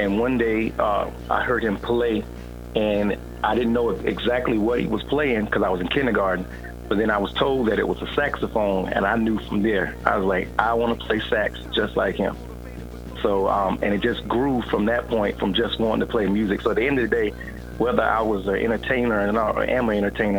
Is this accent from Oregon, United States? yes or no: no; North Carolina, United States; I'm a saxophonist from North Carolina.